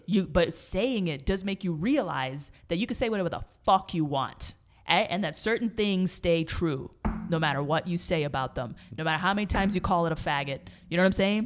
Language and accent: English; New York, United States; moved away; I grew up in New York and there's no mall culture there